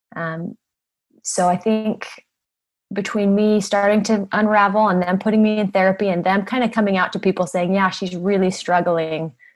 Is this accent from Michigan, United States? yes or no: no; Utah, United States; I grew up in Utah in a beautiful neighborhood, very wealthy area.